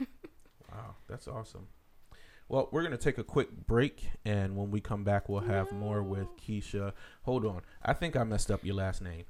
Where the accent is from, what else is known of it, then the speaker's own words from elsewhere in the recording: Philadelphia, Pennsylvania, United States; moved away; I'm from the Philly area